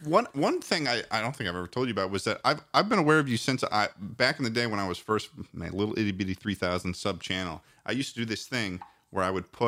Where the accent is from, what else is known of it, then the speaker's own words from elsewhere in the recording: United Kingdom; I'm also British, so that's pretty cool.